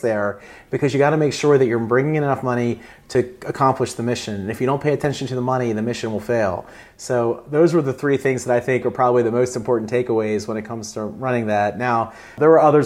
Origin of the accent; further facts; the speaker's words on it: Eastern Shore of Maryland, United States; I grew up on the Eastern Shore of Maryland